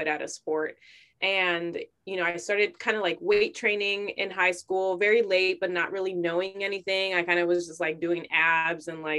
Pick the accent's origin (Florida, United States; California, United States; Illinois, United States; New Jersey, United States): Illinois, United States; Chicago; born and raised in Chicago.